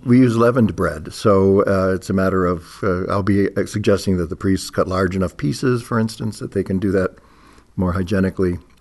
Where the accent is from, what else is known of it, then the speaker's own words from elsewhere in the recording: Canton, Ohio, United States; this Canton is my hometown